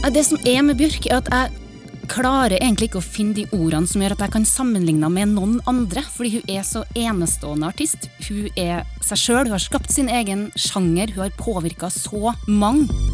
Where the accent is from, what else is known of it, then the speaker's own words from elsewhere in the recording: Trondheim, Trøndelag, Norway; på festningen i Trondheim, i nabolaget der jeg vokste opp